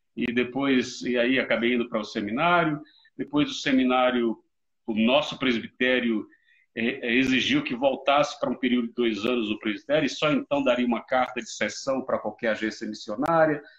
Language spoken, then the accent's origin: Portuguese; Mairi, Bahia, Brazil; moved away as an adult; now in South Africa; eu sou natural de Mairi, interior da Bahia, minha querida terra